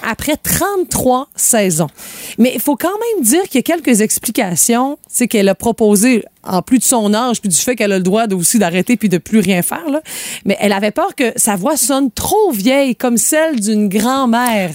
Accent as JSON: {"language": "French", "region": "Quebec", "country": "Canada", "said": "chez nous, au Québec"}